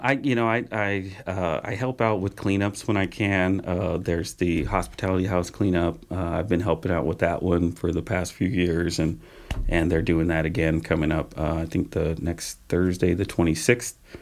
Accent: Patterson, California, United States; moved away as an adult; also born or lived in Modesto; now in Grass Valley, United States; in my hometown in Patterson

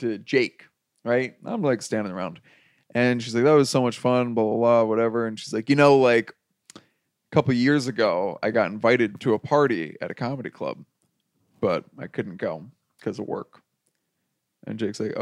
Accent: New Jersey, United States; I'm from New Jersey

